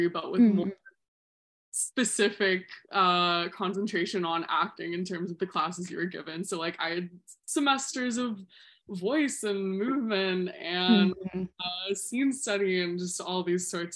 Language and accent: English; Tallahassee, Florida, United States; moved away as an adult; also born or lived in West Palm Beach / Gainesville; now in New York, United States; I was born in West Palm Beach, but I grew up in Tallahassee